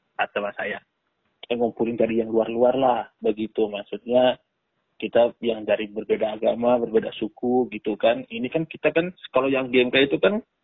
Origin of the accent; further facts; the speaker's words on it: Flores, East Nusa Tenggara, Indonesia; now in Jakarta, Indonesia; asli saya dari Nusa Tenggara Timur, mm-hmm. uh, tepatnya di Pulau Flores.